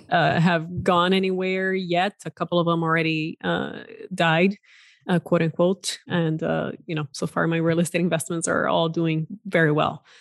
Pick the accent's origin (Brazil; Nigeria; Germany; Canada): Brazil; also born or lived in Silicon Valley, United States; now in United States; I'm originally from Brazil and, uh, have been in the U S for just over twenty years